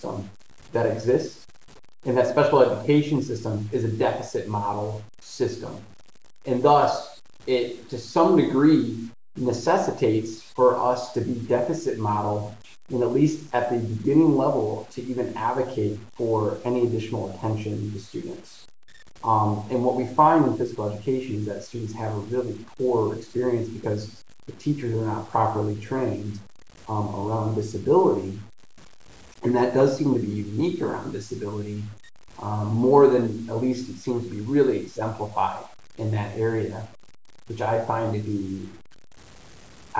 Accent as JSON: {"language": "English", "town": "Detroit", "region": "Michigan", "country": "United States", "tie": "born or raised there", "said": "I grew up in Detroit, which is 10 minutes from Windsor"}